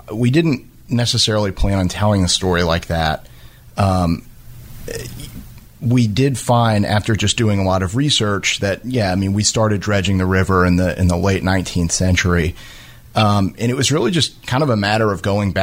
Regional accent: South Louisiana, United States; now in Jacksonville, United States; I grew up in South Louisiana

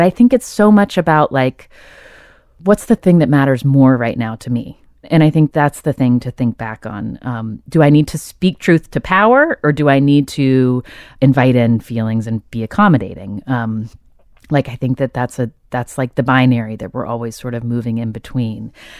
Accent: the South, United States; I come from Southern people, so we have our own sort of strange codes and ways of talking.

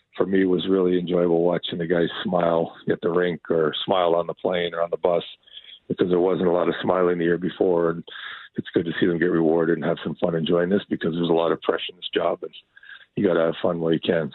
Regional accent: Sault Ste. Marie, Ontario, Canada; now in Seattle, United States; I grew up in Sault Ste. Marie, which is kind of where all the Great Lakes come together.

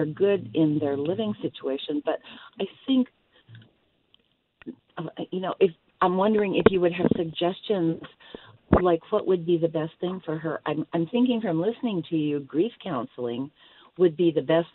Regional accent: Iowa, United States; now in Arizona, United States; I'm actually from Iowa

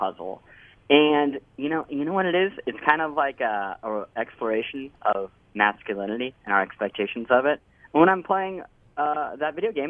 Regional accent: Lee's Summit, Missouri, United States; moved away as an adult; also born or lived in New York; now in Anaheim, United States; I grew up in Lee's Summit

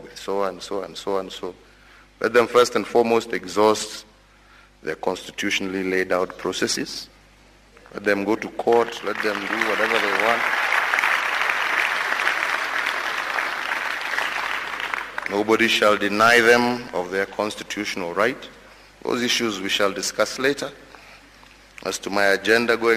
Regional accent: Kenya; I, as a Kenyan

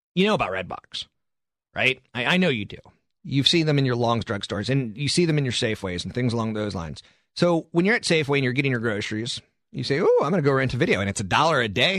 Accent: East Coast, United States; also born or lived in San Carlos, California; now in San Francisco, United States; I'm from the East Coast originally

